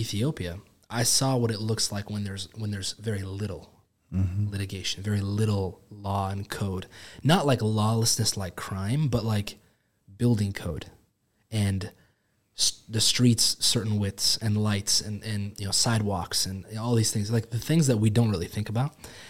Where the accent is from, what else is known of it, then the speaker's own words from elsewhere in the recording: United States; so I was born in America, born and raised, love America is amazing.